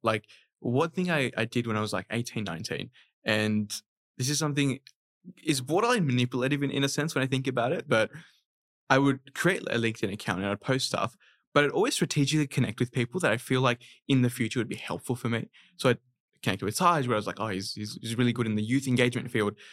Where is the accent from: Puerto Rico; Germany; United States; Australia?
Australia; Sydney, New South Wales; born or raised there; also born or lived in Dhaka, Bangladesh